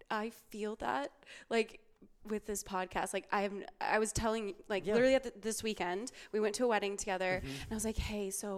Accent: Wisconsin, United States; now in Los Angeles, United States; I'm from Wisconsin

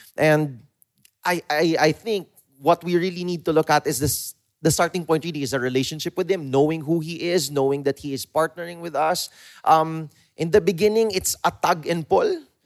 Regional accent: Philippines; us as a Filipino people

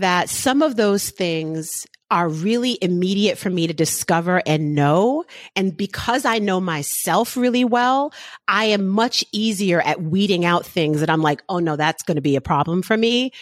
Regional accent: New York City, New York, United States; I'm from the Bronx.

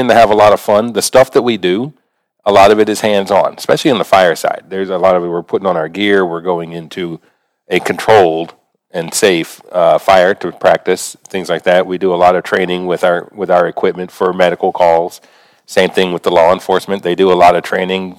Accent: New Orleans, Louisiana, United States; I grew up around the New Orleans area

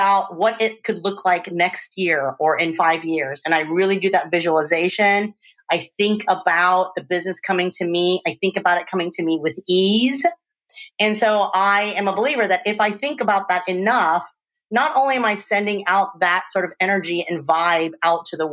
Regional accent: Louisiana, United States; also born or lived in Czech Republic; now in Oakland, United States; I grew up in Louisiana, and I've moved to the Czech Republic.

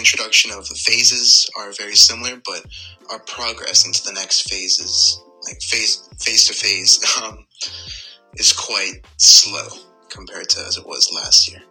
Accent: Bermuda; moved away as an adult; also born or lived in Ontario, Canada; I'm from Bermuda.

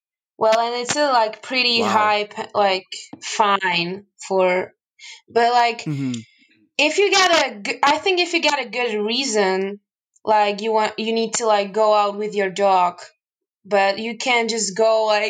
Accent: Michalovce, Košice Region, Slovakia; also born or lived in Finland; I live in the eastern part of Slovakia, Michalovce. It's my hometown.

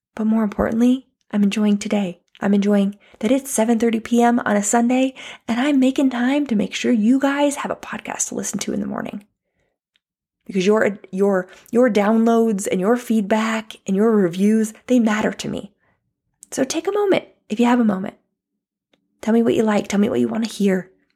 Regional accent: United States; also born or lived in California; I'm not saying I'm not an American

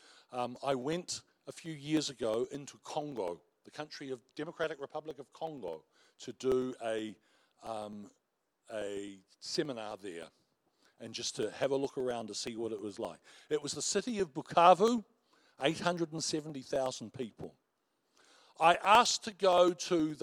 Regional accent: New Zealand; we're Kiwis

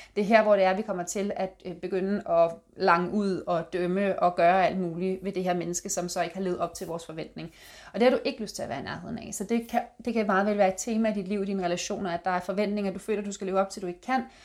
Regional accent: Denmark

